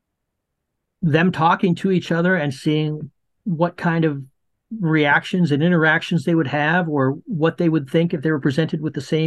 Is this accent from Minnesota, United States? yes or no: yes; Minnesota, United States; I am from Minnesota.